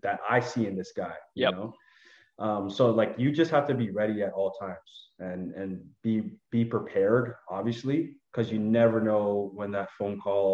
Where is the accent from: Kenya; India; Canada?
Canada; moved away as an adult; now in Toronto, Canada; I just moved away from my family and my hometown that I've spent so much time in. I moved to one of the biggest cities in Ottawa, in Canada, which is Toronto